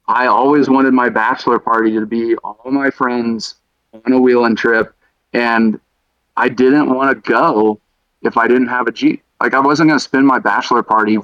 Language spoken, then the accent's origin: English; Dallas, Texas, United States; now in Colorado, United States; I'm from Dallas